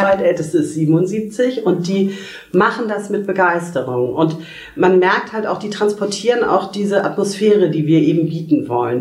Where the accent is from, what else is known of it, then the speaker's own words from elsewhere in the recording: Kiel, Schleswig-Holstein, Germany; ich komme aus Kiel